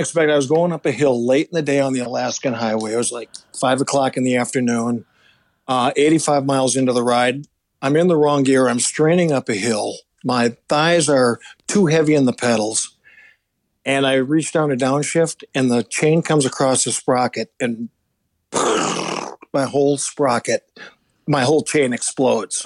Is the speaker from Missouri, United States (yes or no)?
no; Minneapolis, Minnesota, United States; my hometown in Minneapolis